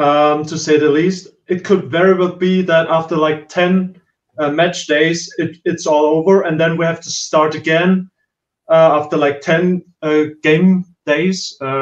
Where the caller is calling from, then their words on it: Austria; From countryside of Austria.